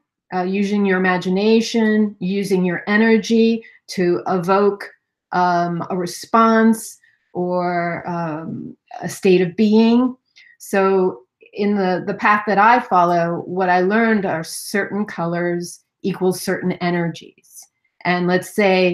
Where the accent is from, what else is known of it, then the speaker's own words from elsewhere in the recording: New York City, New York, United States; I grew up in Manhattan.